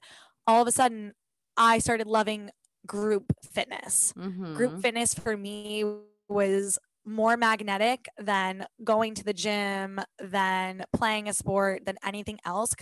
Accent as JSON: {"language": "English", "area": "Long Island", "region": "New York", "country": "United States", "tie": "born or raised there", "said": "I grew up on Long Island where the high school sports community is huge"}